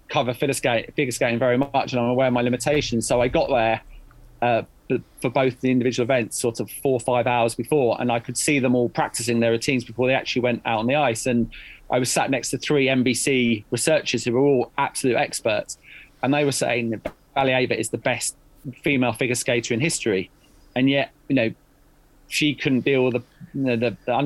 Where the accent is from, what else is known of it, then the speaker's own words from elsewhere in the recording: United Kingdom; as a British journalist